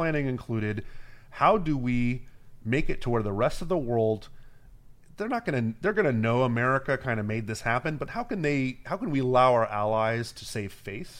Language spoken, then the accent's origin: English; Miami, Florida, United States; I'm from Miami, right?